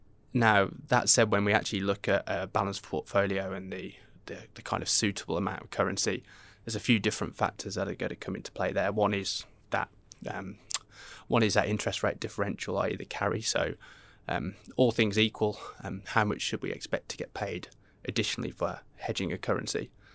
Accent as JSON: {"language": "English", "country": "Australia", "said": "especially being an Australian investor, where historically we've had quite high amounts of carry because of interest rate differentials"}